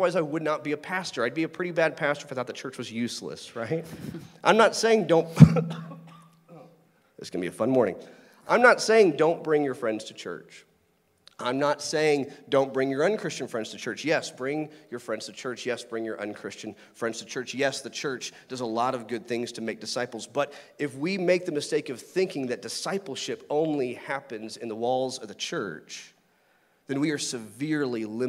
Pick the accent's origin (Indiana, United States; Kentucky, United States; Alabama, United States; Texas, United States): Texas, United States; Lake Grapevine; I grew up near Lake Grapevine